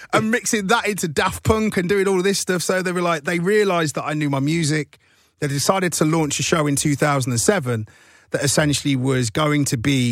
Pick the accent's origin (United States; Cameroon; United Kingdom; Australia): United Kingdom; Nottingham, East Midlands; now in London, United Kingdom; I'm from Nottingham. I'm already from outside of here.